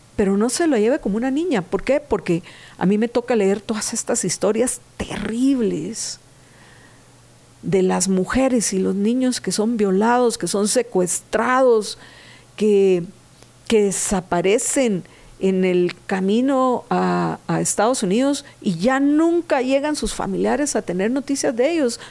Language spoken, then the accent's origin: Spanish; Guatemala; soy nativa de Guatemala. Yo aquí nací, aquí está mi hogar, aquí están mis seres queridos.